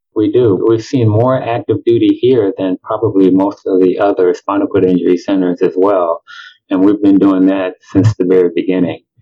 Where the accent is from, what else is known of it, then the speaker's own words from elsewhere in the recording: Chicago, Illinois, United States; moved away as an adult; also born or lived in Milwaukee, Wisconsin; now in Tampa, United States; I'm originally from Chicago. I grew up there